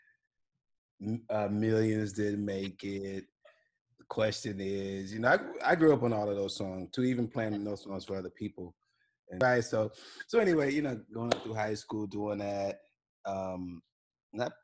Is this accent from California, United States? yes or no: no; Peoria, Illinois, United States; moved away as an adult; I was born and raised in Peoria